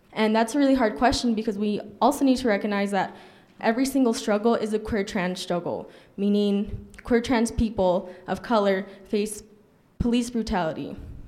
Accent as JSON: {"language": "English", "town": "El Paso", "region": "Texas", "country": "United States", "moved": "as an adult", "lives_now": "Albuquerque, United States", "said": "So I'm originally from El Paso, Texas, but I did move to Albuquerque for college."}